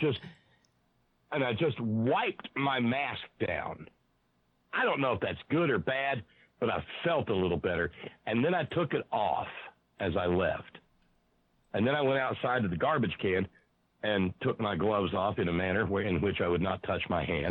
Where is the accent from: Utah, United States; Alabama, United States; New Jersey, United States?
Alabama, United States; now in West Virginia, United States; I was born in Alabama. I live in West Virginia